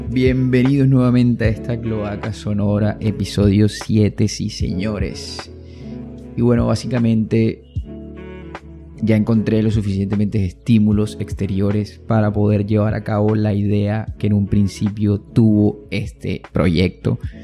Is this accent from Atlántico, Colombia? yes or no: yes; Puerto Colombia, Atlántico, Colombia; Nací en Puerto Colombia